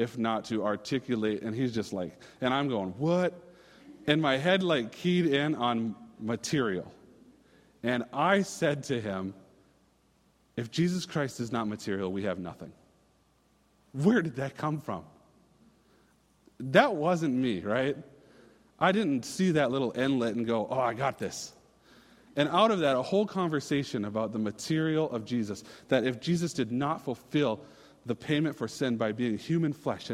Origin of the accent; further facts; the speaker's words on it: Minnesota, United States; I'm a Minnesotan